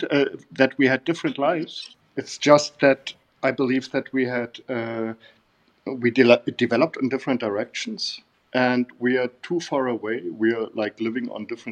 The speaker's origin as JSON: {"language": "English", "region": "Bavaria", "country": "Germany", "tie": "born or raised there", "also_born_or_lived": "Berlin", "second_language": "English", "moved": "as an adult", "said": "I met her in Bavaria, in my hometown. I come from Bavaria, South Germany"}